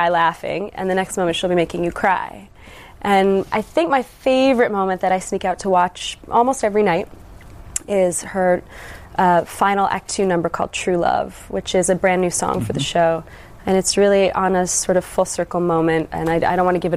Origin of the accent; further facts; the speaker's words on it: Toronto, just outside Hamilton, Ontario, Canada; I'm from Toronto, just outside Hamilton, Ontario